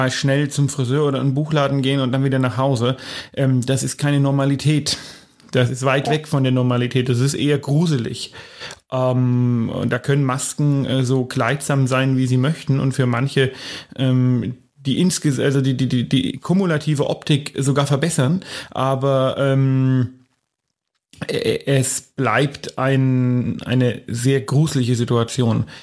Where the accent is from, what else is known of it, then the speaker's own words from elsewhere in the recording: Bavaria, Germany; Die erste Woche des äh, aufgehobenen Lockdowns bei uns in Bayern natürlich ein bisschen milder als in anderen Bundesländern liegt hinter uns.